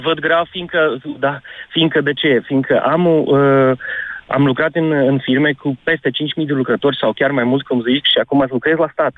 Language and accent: Romanian; Romania; now in Portugal; eu mă socot și sunt român